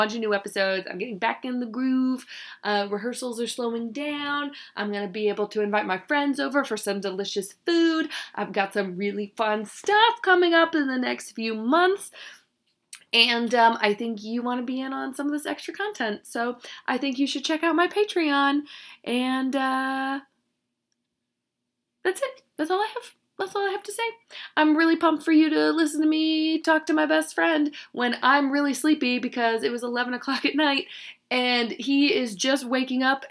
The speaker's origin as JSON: {"language": "English", "region": "North Carolina", "country": "United States", "moved": "yes", "lives_now": "Chicago, United States", "said": "I am from North Carolina"}